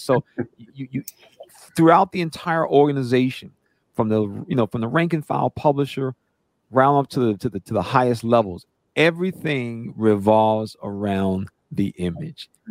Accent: North Carolina, United States; I'm from North Carolina

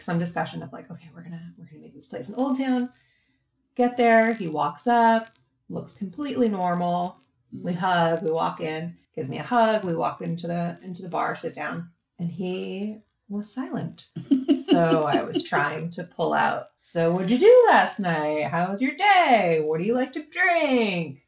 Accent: East Coast, United States; also born or lived in Boston; now in San Diego, United States; I'm from the East Coast

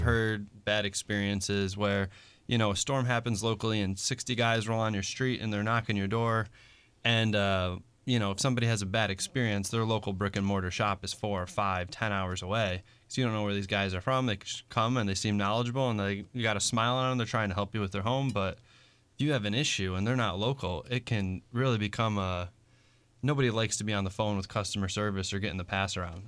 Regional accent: Niagara Falls, New York, United States; moved away; also born or lived in Buffalo, New York; born and raised just north of there, Niagara Falls

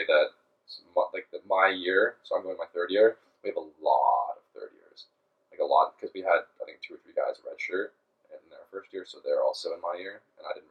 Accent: Toronto, Ontario, Canada; now in Calgary, Canada

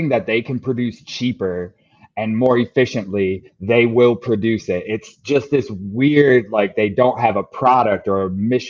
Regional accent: Grand Rapids, Michigan, United States; moved away; my hometown of Grand Rapids, Michigan

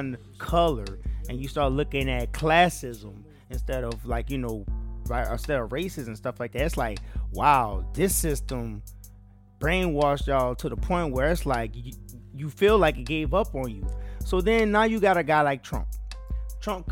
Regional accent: the South, United States; as a Southerner

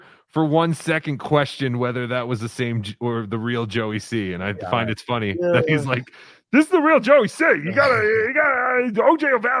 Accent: Colorado, United States; I'm from Colorado.

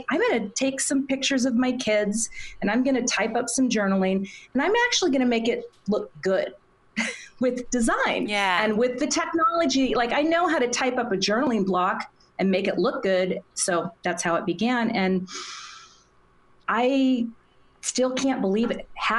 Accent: Minnesota, United States; right next to my hometown.

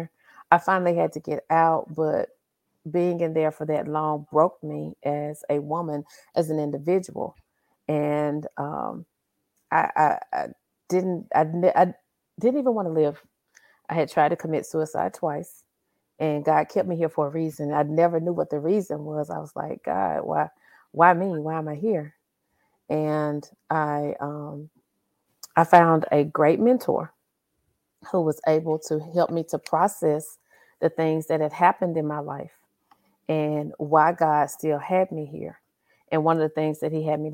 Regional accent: Carthage, Mississippi, United States; also born or lived in Louisville, Kentucky; Born and raised in Carthage, Mississippi, which is smack dab in the middle of Mississippi.

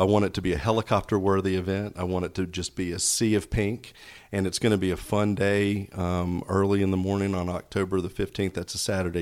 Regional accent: Knoxville, Tennessee, United States; moved away as an adult; also born or lived in Snellville, Georgia; now in Georgia, United States; I grew up in Knoxville, Tennessee

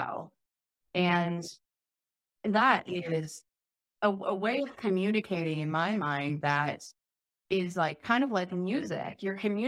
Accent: Chicago, Illinois, United States; moved away; also born or lived in Oregon; I grew up in Chicago

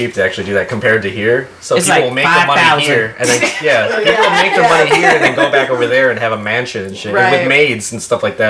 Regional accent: Chicago, Illinois, United States; I was born in Chicago. I was born in Chicago.

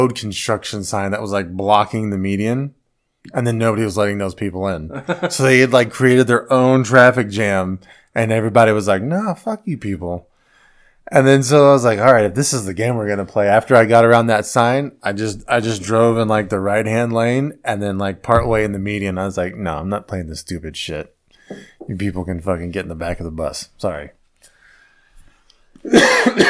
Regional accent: Texas, United States; I grew up in Texas

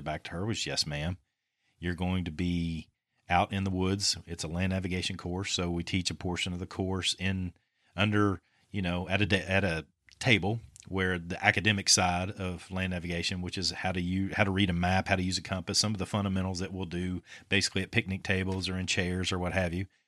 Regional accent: Winchester, Kentucky, United States; born or raised there

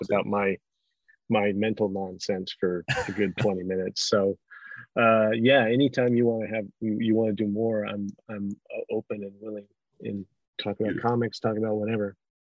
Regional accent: Denver, Colorado, United States; I'm from Denver, Colorado

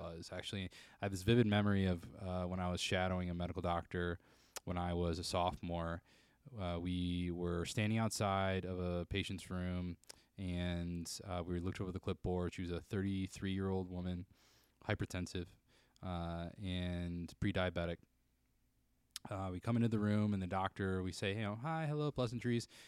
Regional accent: Jackson, Michigan, United States; I grew up in Jackson, Michigan.

